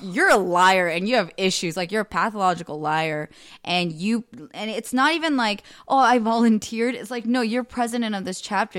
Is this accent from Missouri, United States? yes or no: no; Bay Area, California, United States; growing up in the Bay Area my whole life